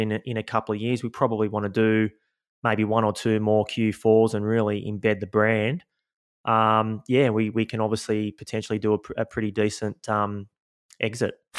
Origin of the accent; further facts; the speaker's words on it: Sydney, New South Wales, Australia; Born and raised in Sydney, Australia, in the, uh, eastern suburbs, so a couple of beaches down from Bondi Beach